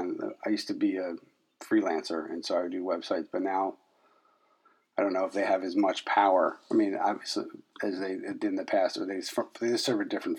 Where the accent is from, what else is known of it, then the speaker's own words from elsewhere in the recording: Philadelphia, Pennsylvania, United States; I'm born and raised in Philadelphia, so anytime I get to call a 215 phone number, it's kind of that's oh, that's like the warm and fuzzies for me